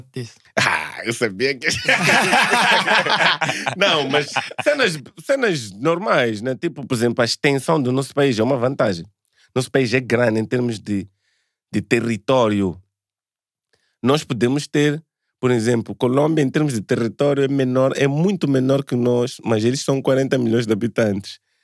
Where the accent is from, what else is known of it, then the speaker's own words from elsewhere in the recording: Mozambique; sou moçambicano